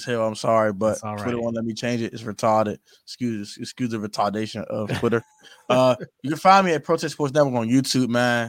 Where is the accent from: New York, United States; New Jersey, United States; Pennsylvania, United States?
Pennsylvania, United States; from Pennsylvania, by the way.